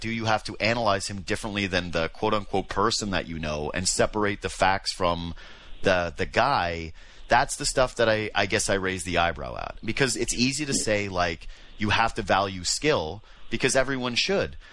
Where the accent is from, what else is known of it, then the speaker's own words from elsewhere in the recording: Whitehorse, Yukon, Canada; now in Toronto, Canada; I'm from Whitehorse.